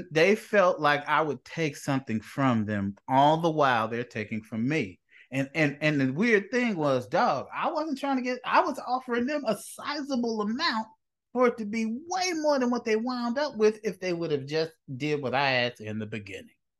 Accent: Chicago, Illinois, United States; I'm from Inglewood. I'm from the neighborhood that people most fear in the city of Chicago along with the West Side.

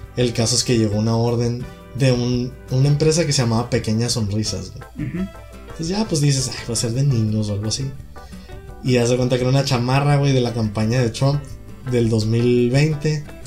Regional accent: United States; soy de Estados Unidos

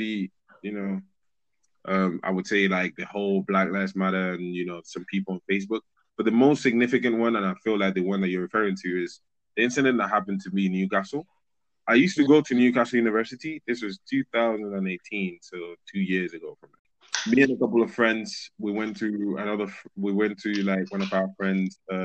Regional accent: Madrid, Community of Madrid, Spain; first language Spanish; English is a second language; moved away as an adult; now in United Kingdom; I was born and raised in Madrid, Spain. Yes, I said it with the correct pronunciation because Spanish is my first language.

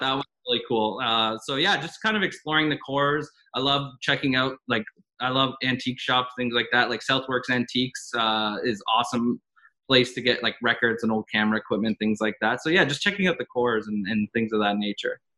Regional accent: Cambridge, Ontario, Canada; growing up in Cambridge

